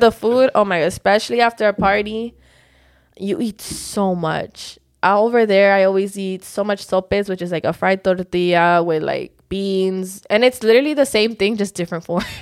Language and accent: English; Miami, Florida, United States; also born or lived in Georgia, United States; I was raised in Miami, but I was born in Georgia